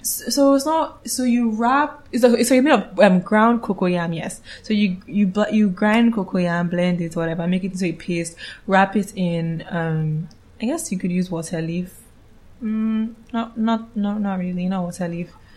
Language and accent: English; Calabar, Cross River, Nigeria; I'm from Cross River State, Calabar, to be precise.